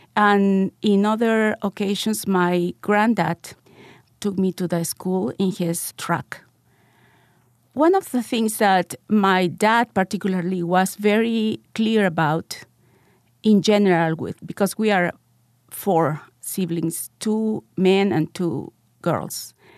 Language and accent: English; Lima, Peru; also born or lived in North Carolina; I live in Lima, Peru, and I grew up in Lima, Peru also.